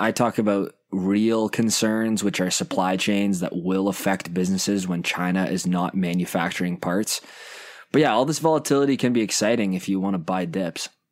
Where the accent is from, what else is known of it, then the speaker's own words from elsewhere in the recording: Canada; I'm a Canadian